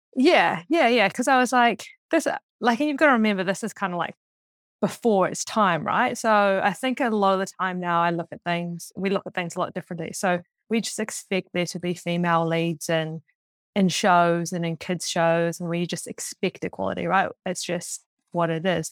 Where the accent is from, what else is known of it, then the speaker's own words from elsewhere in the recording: Auckland, New Zealand; I grew up in Auckland, just outside of Auckland before the Super City.